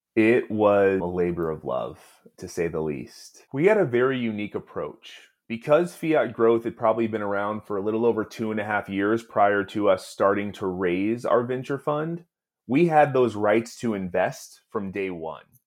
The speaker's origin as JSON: {"language": "English", "town": "Oakland", "region": "California", "country": "United States", "tie": "born or raised there", "said": "I was born and raised in Oakland"}